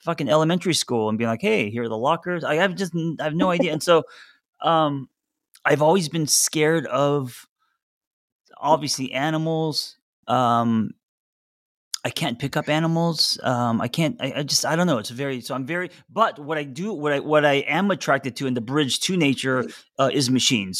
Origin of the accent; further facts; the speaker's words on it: Los Angeles, California, United States; I grew up in Los Angeles in the city, and I was never exposed to nature